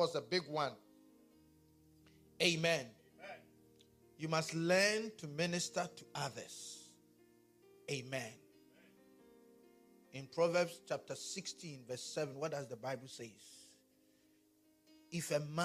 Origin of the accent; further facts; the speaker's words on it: Ghana; accent: Ghanaian; my Ghanaian accent